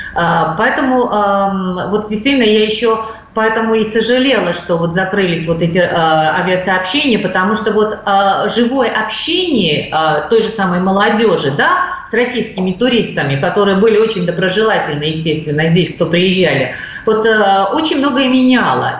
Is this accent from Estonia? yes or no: no; Georgia; мы, грузины